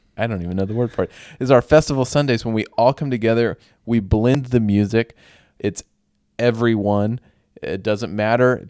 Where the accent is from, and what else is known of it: United States